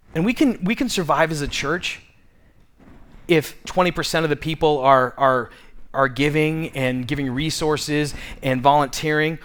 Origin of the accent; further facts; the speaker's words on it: Tucson, Arizona, United States; I grew up in Midtown